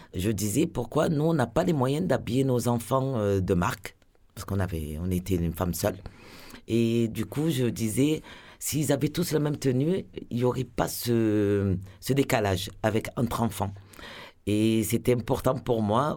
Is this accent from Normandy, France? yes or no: no; Marseille, Provence-Alpes-Côte d'Azur, France; je suis marseillaise, je suis née à Marseille, j'ai habité au centre-ville